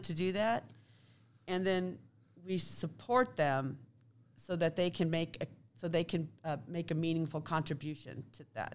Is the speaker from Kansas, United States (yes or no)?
yes; Kansas City, Kansas, United States; I grew up in Kansas City, Kansas.